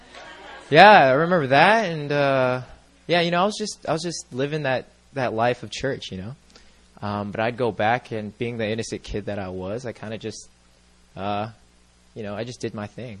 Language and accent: English; Southern California, United States; I'm like the prototypical suburbia kid. I'm from Southern California.